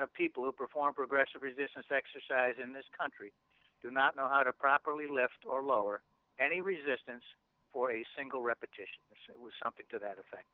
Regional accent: Canada; as a Canadian

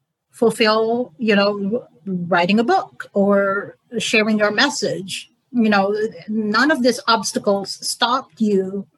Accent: Philippines; also born or lived in Canada; now in United States; And I came from the Philippines to Canada to the U.S.

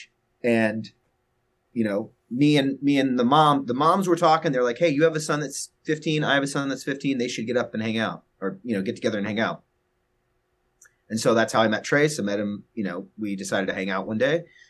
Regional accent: Texas, United States; now in Los Angeles, United States; I'm actually a Texan. I'm from Texas, but I'm over here

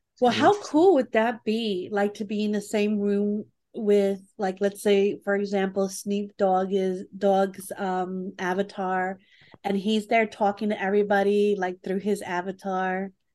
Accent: New York, United States; I'm from New York

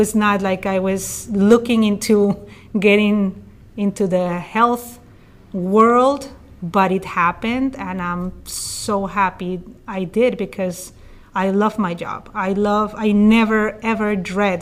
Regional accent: Bogota, Bogotá Capital District, Colombia; also born or lived in New York City; now in Oregon, United States; I'm originally from Colombia in South America, and I'm from the capital, from Bogota. So even though I grew up in a city of 8 million people

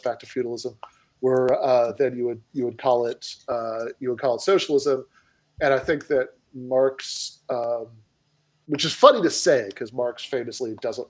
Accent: United States; I'm an American

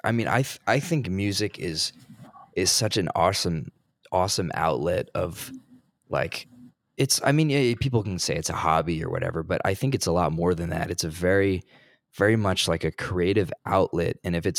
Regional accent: New Jersey, United States; But I'm from New Jersey originally.

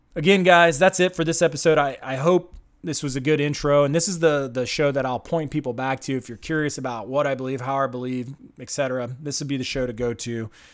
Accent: United States; I'm an American

